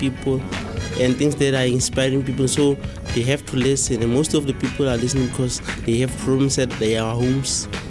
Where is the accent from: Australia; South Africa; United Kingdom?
South Africa; Marajani, Northern Cape; from Marajani, and I'm 18 years old.